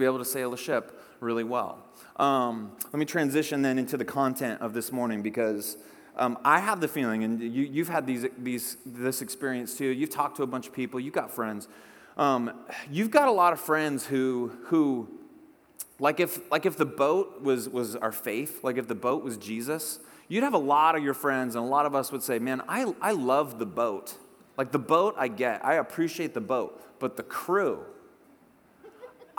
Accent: Whidbey Island, Puget Sound, Washington, United States; I grew up on Whidbey Island up in the Puget Sound

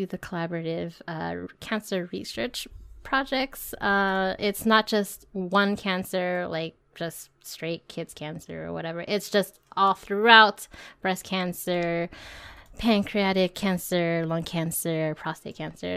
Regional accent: California, United States; I'm from California

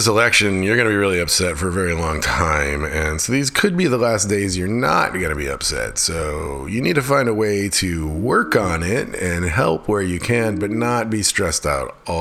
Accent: Alaska, United States; now in Chatham County, North Carolina, United States; when I was growing up in Alaska

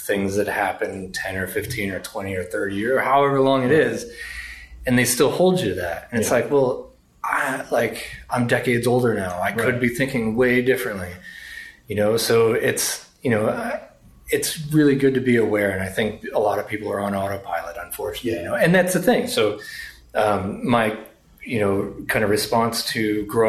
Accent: Lawrence, Massachusetts, United States; I grew up in Lawrence, Mass

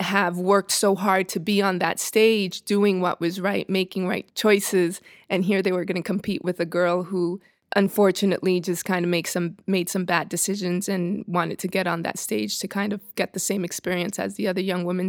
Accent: New York City, New York, United States; moved away as an adult; also born or lived in Dominican Republic; now in Los Angeles, United States; Born in New York, raised between Dominican Republic and New York City, and came here about thirteen years ago

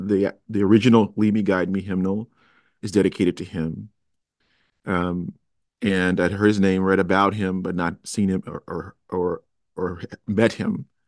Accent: Chicago, Illinois, United States; I went to the University of Cincinnati. I'm originally a Chicagoan.

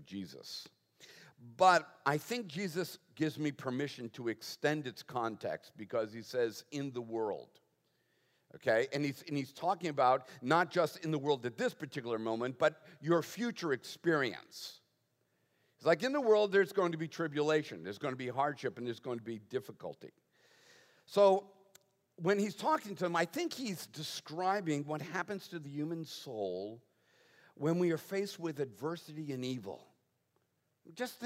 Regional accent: Boston, Massachusetts, United States; moved away; I was raised in the Northeast

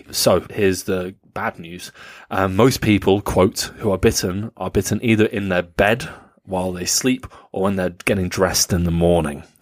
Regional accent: Rinteln, Lower Saxony, Germany; born there; Uh, I was born in Rinteln in Niedersachsen.

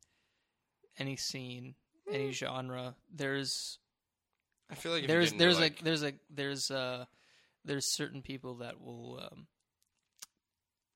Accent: Canada; being a Canadian

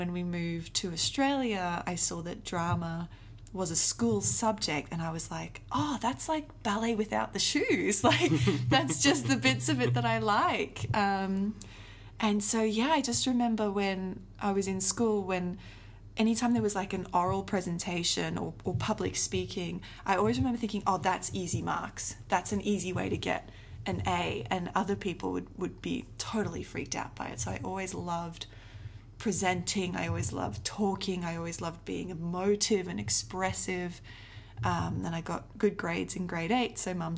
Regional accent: South Africa; I grew up in South Africa

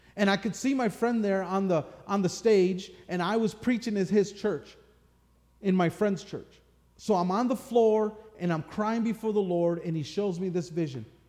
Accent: Michigan, United States; growing up in Michigan, you know, that's football country

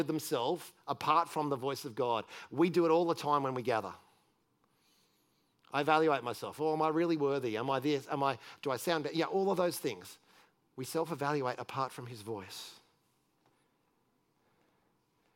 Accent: Australia; moved away

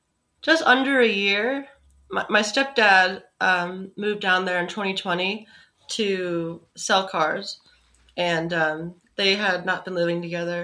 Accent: Philadelphia, Pennsylvania, United States; I grew up in Chestnut Hill, which is in Philadelphia.

